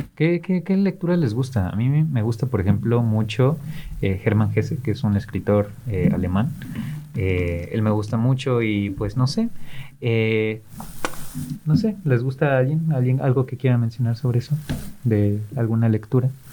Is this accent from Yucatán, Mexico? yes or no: no; Mexico City, Mexico; moved away; en Ciudad de México, eh, es de donde vengo y me dicen chilango